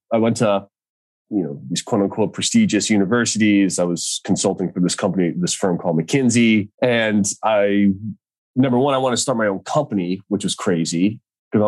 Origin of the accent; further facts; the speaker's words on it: Boston, Massachusetts, United States; moved away as an adult; now in Santa Cruz, United States; I grew up in Boston, so East Coast roots. Now live in Santa Cruz